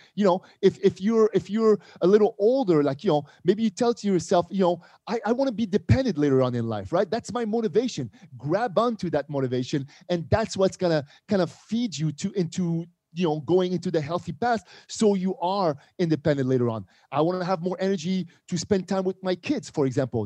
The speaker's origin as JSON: {"language": "English", "town": "Montreal", "region": "Quebec", "country": "Canada", "tie": "born or raised there", "also_born_or_lived": "Casablanca, Morocco", "moved": "yes", "said": "We moved to Montreal, Canada, uh, Montreal, Quebec. And this is where, you know, I grew up."}